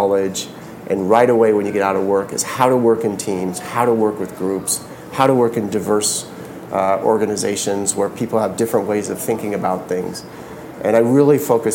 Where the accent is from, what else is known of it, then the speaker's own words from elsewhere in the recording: San Jose, California, United States; I grew up in the Bay Area, right in San Jose.